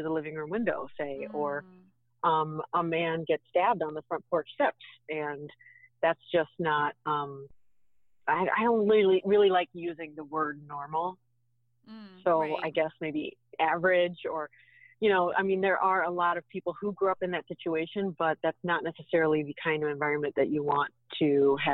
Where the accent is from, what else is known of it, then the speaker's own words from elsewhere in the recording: Pittsburgh, Pennsylvania, United States; moved away; I grew up in Pittsburgh in not such a great neighborhood